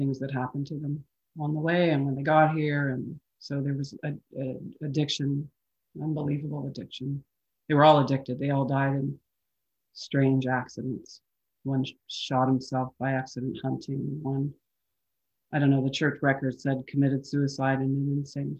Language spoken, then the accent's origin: English; Calgary, Alberta, Canada; I was born in Calgary